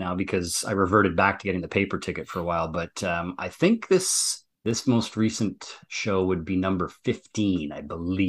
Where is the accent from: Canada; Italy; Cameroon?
Canada; Ontario; So I actually saw them in a little town up near my hometown called Sudbury in a small, like 3,000 seater arena.